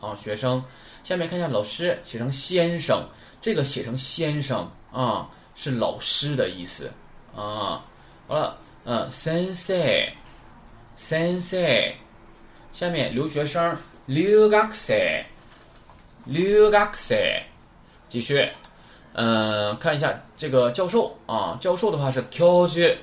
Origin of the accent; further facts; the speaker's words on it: China; 我们中国人